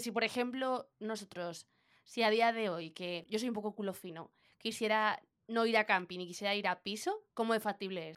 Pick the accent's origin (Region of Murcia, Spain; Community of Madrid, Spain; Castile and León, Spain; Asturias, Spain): Community of Madrid, Spain; Madrid; somos de Madrid